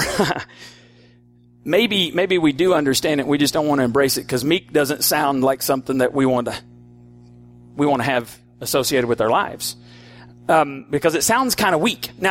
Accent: Borger, Texas, United States; We're from Borger.

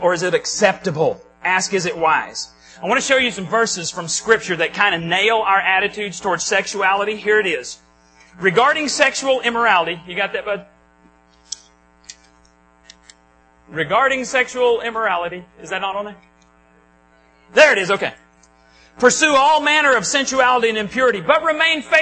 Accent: Borger, Texas, United States; moved away; Where I grew up in Borger, just south of Stinnett, we had alleys

